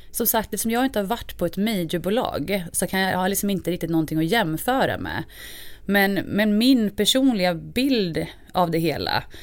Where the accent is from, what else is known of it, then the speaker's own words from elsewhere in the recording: Hofors, Gävleborg County, Sweden; jag är ju uppvuxen som sagt i Hofors, Dalgränsen